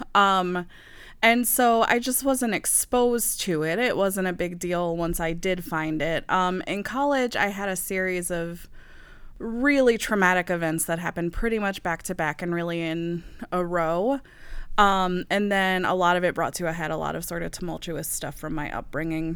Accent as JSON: {"language": "English", "region": "the South", "country": "United States", "tie": "born or raised there", "also_born_or_lived": "the Midwest", "moved": "yes", "said": "growing up in the South"}